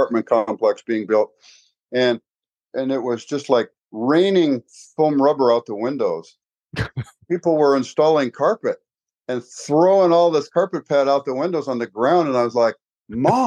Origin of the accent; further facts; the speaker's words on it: Spokane, Washington, United States; I was a Spokane boy when I was a little kid, and, Catholic school, grade school, high school guy